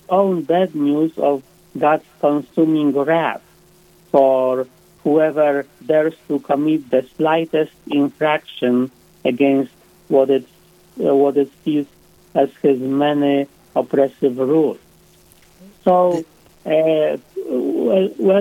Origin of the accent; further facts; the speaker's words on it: Poland; now in South Dakota, United States; I was born and raised in Poland